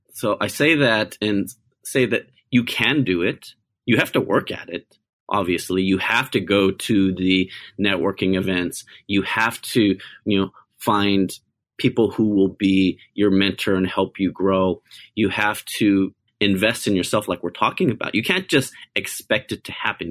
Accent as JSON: {"language": "English", "country": "United States", "tie": "born or raised there", "said": "I'm an Asian American. I was born in America"}